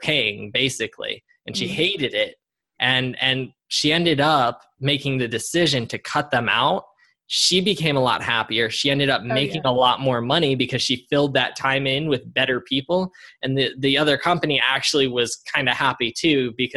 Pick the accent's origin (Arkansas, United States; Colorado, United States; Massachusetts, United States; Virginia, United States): Colorado, United States; moved away as an adult; my home state of Colorado.